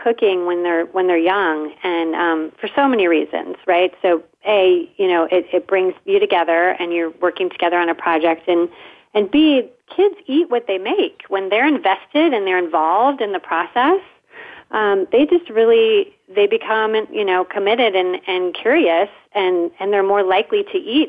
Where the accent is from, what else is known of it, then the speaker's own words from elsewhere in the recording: South Bend, Indiana, United States; accent: Midwest; we're actually from the Midwest, South Bend, Indiana